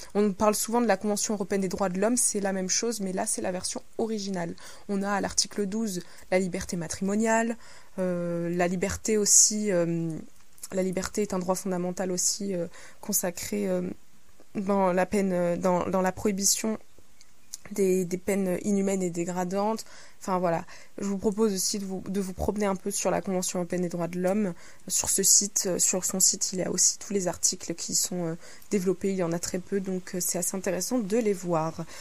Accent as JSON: {"language": "French", "country": "France", "said": "Chez nous, en France"}